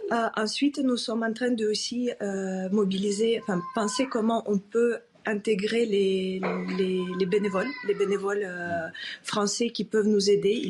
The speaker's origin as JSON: {"language": "French", "country": "Ukraine", "moved": "as an adult", "lives_now": "Toulouse, France", "said": "Kiev. Euh, donc encore une raison de soutenir notre, enfin, mon pays d'origine."}